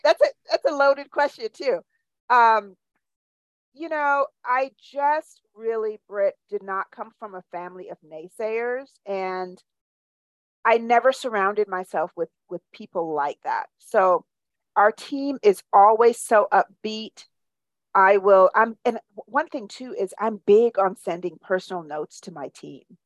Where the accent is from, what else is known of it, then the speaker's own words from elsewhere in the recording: Jamaica; also born or lived in New York / Iowa / Charleston; now in Birmingham, United States; So, I'm from Jamaica originally, and I've lived all over the United States from New York to Iowa to Charleston, and now I'm here in Birmingham, Alabama